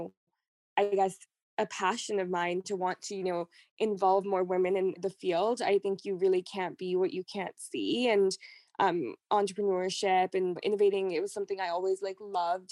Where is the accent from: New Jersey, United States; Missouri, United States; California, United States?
California, United States; Silicon Valley; I grew up in California in Silicon Valley.